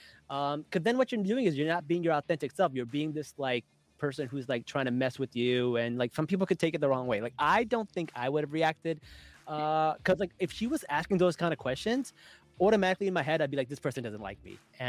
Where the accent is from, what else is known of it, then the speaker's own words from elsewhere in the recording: Pakistan; Like, we're Pakistani. We don't know.